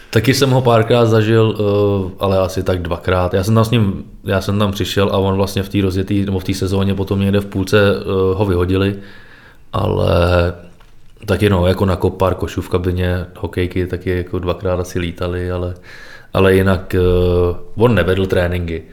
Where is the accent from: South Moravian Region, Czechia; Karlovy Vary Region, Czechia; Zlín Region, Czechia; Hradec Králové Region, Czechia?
Hradec Králové Region, Czechia; Trutnov; když jsem byl malý, začínal jsem v Trutnově, pak jsem přešel do Dvora Králové